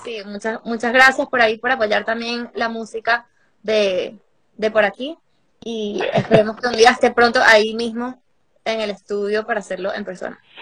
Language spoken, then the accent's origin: Spanish; Venezuela; aunque soy venezolana, estoy trabajando mucho en Puerto Rico